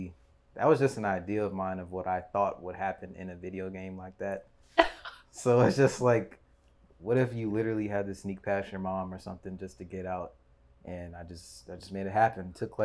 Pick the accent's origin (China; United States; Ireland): United States; DMV; I'm a content creator, just like the rest of y'all, you know, YouTubers and all that. I'm from the DMV.